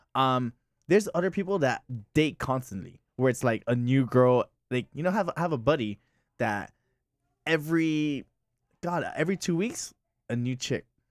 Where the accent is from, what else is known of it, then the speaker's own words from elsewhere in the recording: Miami, Florida, United States; also born or lived in Hialeah; I'm from West Kendall